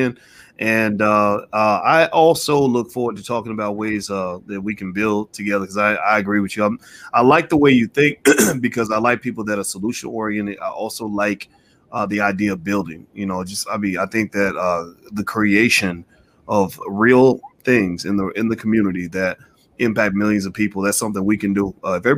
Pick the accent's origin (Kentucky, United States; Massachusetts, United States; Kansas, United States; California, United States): Kentucky, United States; Louisville; my hometown in Louisville